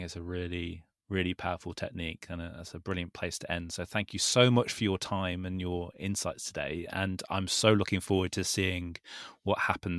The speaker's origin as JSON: {"language": "English", "country": "United Kingdom", "said": "we're British"}